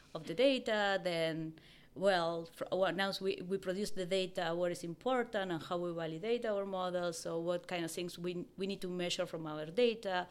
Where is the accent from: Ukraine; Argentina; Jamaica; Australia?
Argentina; moved away; I'm originally from Argentina